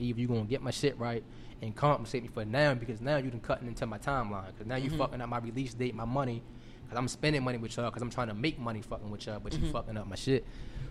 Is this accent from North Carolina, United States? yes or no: no; Baltimore, Maryland, United States; moved away as an adult; also born or lived in Atlanta / Houston; I'm from Baltimore for real. Then I came to school in the A, and then I ended up getting an internship in Houston at BP